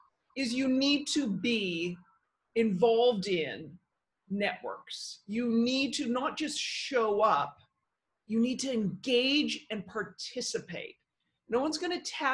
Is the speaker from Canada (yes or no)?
yes; Victoria, British Columbia, Canada; first language English; moved away as an adult; now in New York, United States; I grew up in Victoria, British Columbia, Canada.